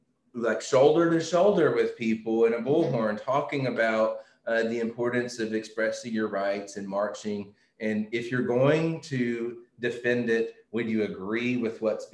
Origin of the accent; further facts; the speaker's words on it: West Tennessee, United States; I grew up in West Tennessee.